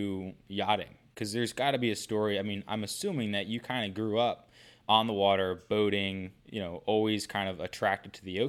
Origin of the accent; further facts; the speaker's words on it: Northeast, United States; also born or lived in Hawaii; one of the reasons why I got hired was because I was from the Northeast, you know.